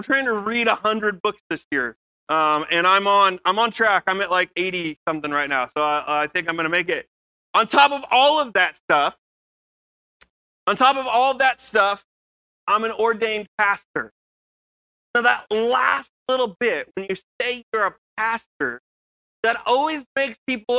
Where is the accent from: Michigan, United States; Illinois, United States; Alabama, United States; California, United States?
Illinois, United States; Mattoon; moved away; I was born and raised in Mattoon, Illinois